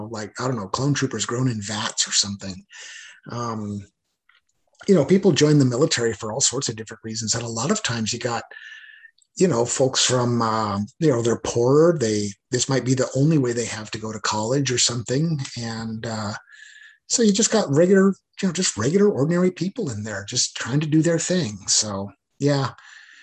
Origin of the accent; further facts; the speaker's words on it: Boise, Idaho, United States; moved away as an adult; my hometown of Boise, Idaho, there just wasn't a lot of opportunity